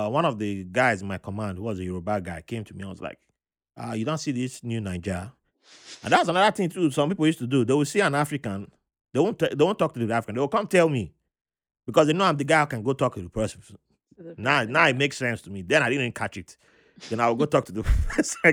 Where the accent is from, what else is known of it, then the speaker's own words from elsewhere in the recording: Panama; I'm from Panama. I, mean, I was born in Panama.